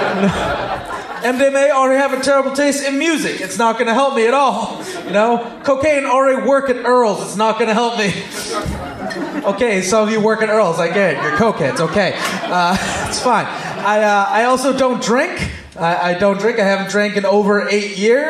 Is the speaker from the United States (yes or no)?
no; Wolseley, Saskatchewan, Canada; I'm from the small town of Wolseley, Saskatchewan.